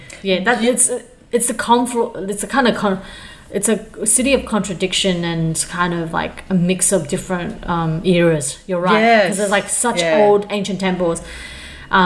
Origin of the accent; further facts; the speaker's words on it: Changhua, Changhua County, Taiwan; now in Australia; I'm from Zhanghua. Helen and I, our family are from Zhanghua.